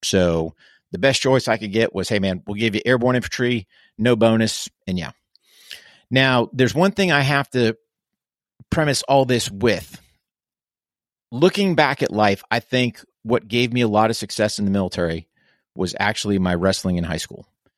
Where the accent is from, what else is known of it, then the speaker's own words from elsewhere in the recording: New Hampshire, United States; Yeah, so I grew up in New Hampshire, which is in the northeast of the U.S., so up in New England.